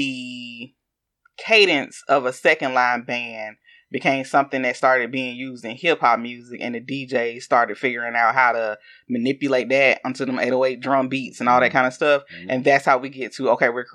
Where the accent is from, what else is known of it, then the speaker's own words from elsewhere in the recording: the South, United States; accent: southern; my southern accent